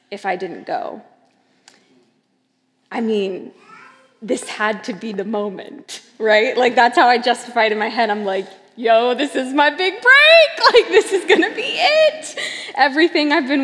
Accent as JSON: {"language": "English", "area": "Seattle, LA", "region": "West Coast", "country": "United States", "also_born_or_lived": "Los Angeles, California", "moved": "as an adult", "lives_now": "New York, United States", "said": "I'm originally from the West Coast, Seattle"}